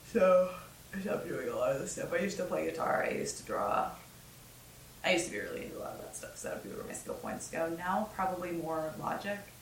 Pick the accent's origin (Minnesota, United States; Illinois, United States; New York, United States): Minnesota, United States; born or raised there; moved away